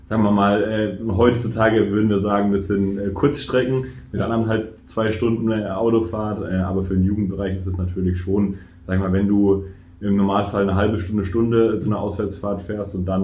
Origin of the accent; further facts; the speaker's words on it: Würzburg, Bavaria, Germany; kommt aus aus meiner Heimat oder näher meiner Heimat, äh, Würzburg